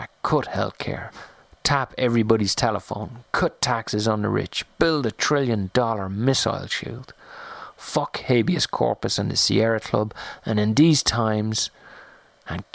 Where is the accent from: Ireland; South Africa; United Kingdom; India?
Ireland; moved away; also born or lived in France; growing up in Ireland or living in France